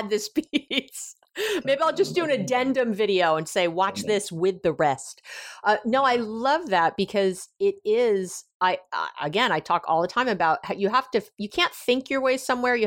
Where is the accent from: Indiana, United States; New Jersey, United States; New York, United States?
New York, United States; I'm a Jew from New York